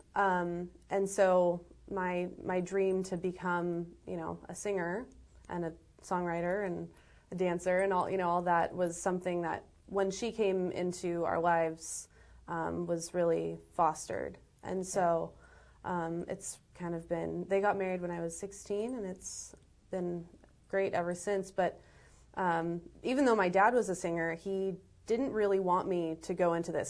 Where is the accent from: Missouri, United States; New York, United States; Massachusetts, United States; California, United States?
California, United States; Los Angeles; I was born in Los Angeles